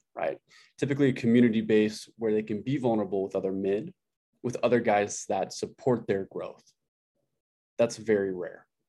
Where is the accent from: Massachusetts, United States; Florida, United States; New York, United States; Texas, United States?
Texas, United States; Amarillo; I grew up in Amarillo, Texas